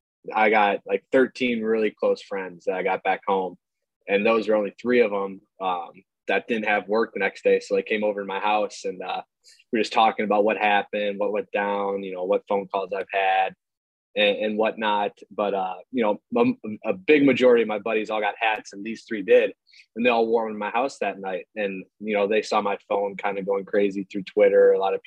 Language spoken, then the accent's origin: English; Milwaukee, Wisconsin, United States; I grew up actually a Brewers fan because I'm from